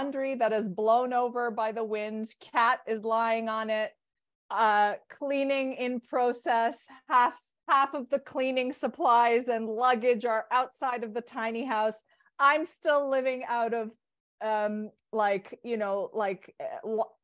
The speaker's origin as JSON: {"language": "English", "town": "Toronto", "region": "Ontario", "country": "Canada", "tie": "born or raised there", "said": "I'm a part North American, born and raised in Toronto"}